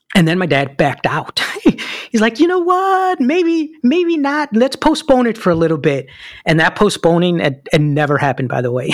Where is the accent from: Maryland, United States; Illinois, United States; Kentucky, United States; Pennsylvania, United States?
Illinois, United States; Chicago; English is a second language; moved away as an adult; born and raised in Chicago, Illinois